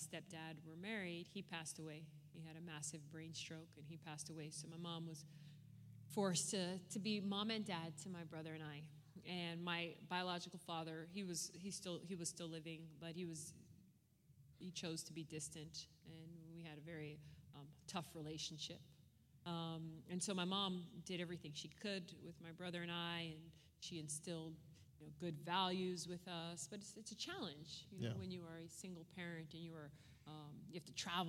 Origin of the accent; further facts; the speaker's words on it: Los Angeles, California, United States; I am originally from California. I was born and raised in the Los Angeles area